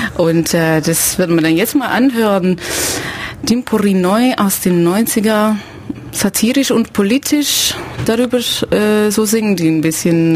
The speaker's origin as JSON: {"language": "German", "country": "Belgium", "moved": "yes", "lives_now": "Ulm, Germany", "said": "ich bin Belgierin"}